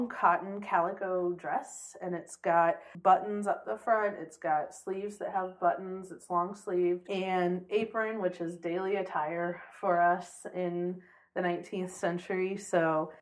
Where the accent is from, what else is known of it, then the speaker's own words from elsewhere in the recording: Illinois, United States; now in Iowa, United States; I grew up in Illinois